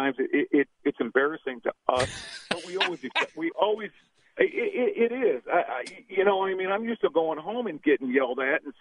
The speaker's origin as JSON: {"language": "English", "region": "Missouri", "country": "United States", "said": "I'm from Missouri, home of Harry Truman and Rush Limbaugh."}